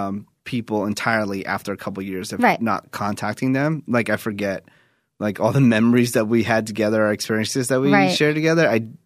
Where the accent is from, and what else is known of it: Newark, California, United States; born or raised there; moved away